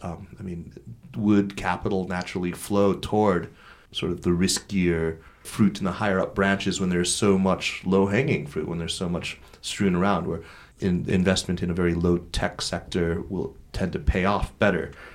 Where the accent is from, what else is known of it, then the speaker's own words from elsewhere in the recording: southern Arizona, United States; moved away as an adult; now in China; I grew up in Arizona. I spent, you know, ages twelve to eighteen